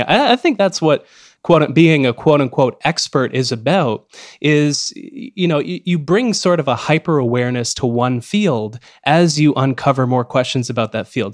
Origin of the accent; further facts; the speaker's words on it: Canada; as a Canadian